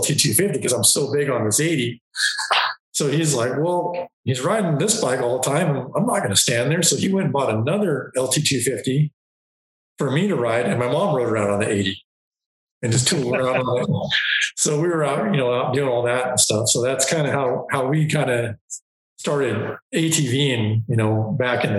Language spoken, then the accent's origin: English; Longview, Washington, United States; I was raised in Southwest Washington, just north of Portland, Oregon, a little town called Longview